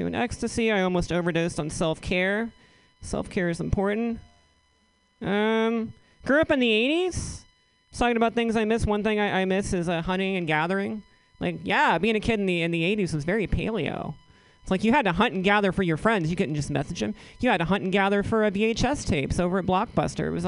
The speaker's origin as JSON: {"language": "English", "region": "southeastern Virginia", "country": "United States", "tie": "born or raised there", "moved": "yes", "said": "I'm originally from the South. Grew up in southeastern Virginia"}